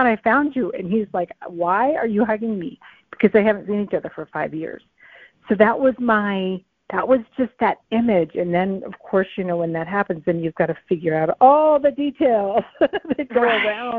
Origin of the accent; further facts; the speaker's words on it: New England, United States; I'm from New England